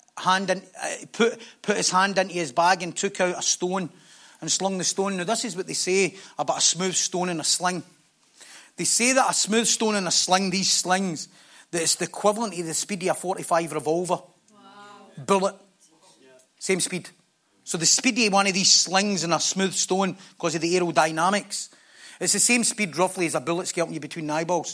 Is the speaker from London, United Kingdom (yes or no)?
no; Scotland, United Kingdom; we're Scottish.